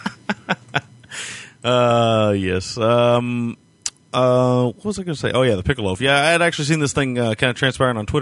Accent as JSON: {"language": "English", "region": "Kentucky", "country": "United States", "accent": "Southern", "said": "I'm from Kentucky, and you'll hear it squeak out of me every now and then. I only try to hide it, but we shouldn't hide that proud Southern accent"}